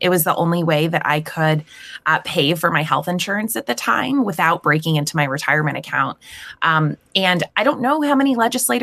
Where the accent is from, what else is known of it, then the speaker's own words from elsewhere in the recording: Maryland, United States; moved away as an adult; now in Pewee Valley, United States; And so I was born and raised in Maryland, and I attended University of Maryland.